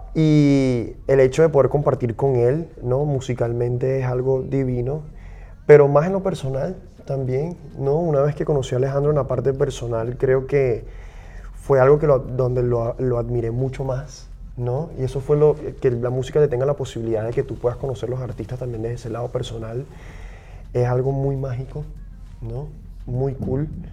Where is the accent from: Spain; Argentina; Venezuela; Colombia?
Venezuela; Yo, yo también como venezolano, para mí es muy importante como la realidad que yo he vivido como venezolano